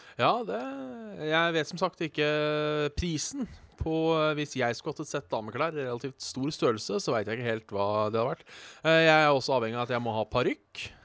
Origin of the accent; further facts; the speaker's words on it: Hallingdal, Buskerud, Norway; moved away; also born or lived in Hønefoss; jeg da er født og oppvokst i Hallingdal